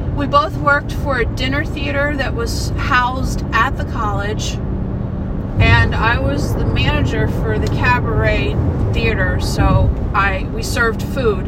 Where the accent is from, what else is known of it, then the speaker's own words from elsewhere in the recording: Harford County, Maryland, United States; now in Baltimore, United States; I grew up in Harford County, Maryland